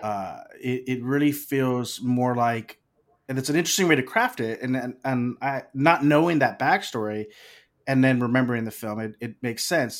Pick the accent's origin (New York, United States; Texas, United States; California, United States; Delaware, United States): Texas, United States; Corpus Christi; they shot The Legend of Billie Jean in my hometown